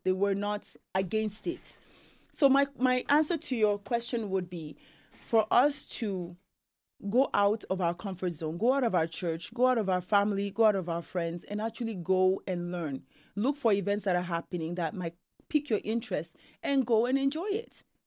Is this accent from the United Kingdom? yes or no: no; Nigeria; now in Canada; being Nigerian